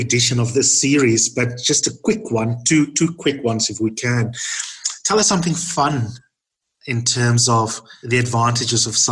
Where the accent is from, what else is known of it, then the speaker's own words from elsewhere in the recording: Makhanda, Eastern Cape, South Africa; I come from Grahamstown, now Makanda